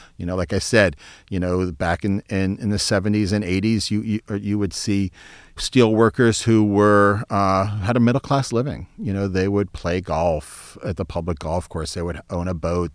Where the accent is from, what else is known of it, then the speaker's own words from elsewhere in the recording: Youngstown, Ohio, United States; I grew up in Youngstown, Ohio